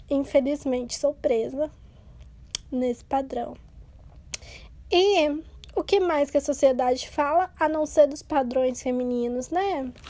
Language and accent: Portuguese; Brazil; vou tentar de novo porque sou brasileira e não desisto nunca.